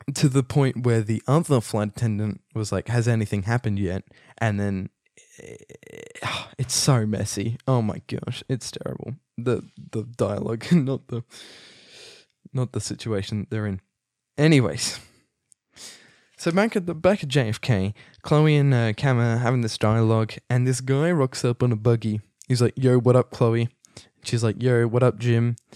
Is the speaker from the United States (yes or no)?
no; Australia; I'm Australian.